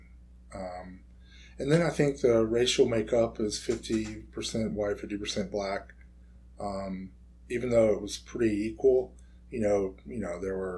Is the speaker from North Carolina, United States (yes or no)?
yes; Washington, North Carolina, United States; also born or lived in Chapel Hill, North Carolina; coastal North Carolina town called Washington, North Carolina, which is where I would have been born if I hadn't been so premature. And that's where I grew up and graduated from high school